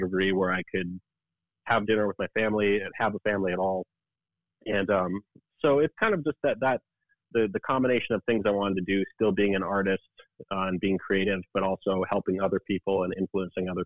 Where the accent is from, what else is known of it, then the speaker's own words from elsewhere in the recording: Aberdeen, South Dakota, United States; moved away as an adult; now in Lincoln, United States; I grew up in South Dakota, believe it or not. And Aberdeen, South Dakota, it's a pretty small town